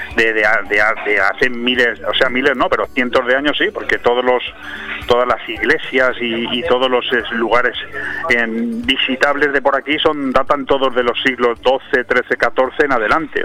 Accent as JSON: {"language": "Spanish", "town": "Benidorm", "region": "Valencian Community", "country": "Spain", "said": "soy de Benidorm, sí, estoy precisamente hablando en la radio, en Benidorm"}